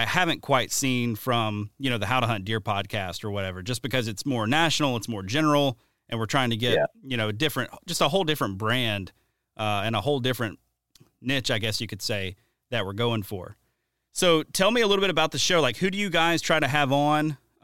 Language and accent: English; the South, United States; also born or lived in South Alabama / Louisiana; growing up in the South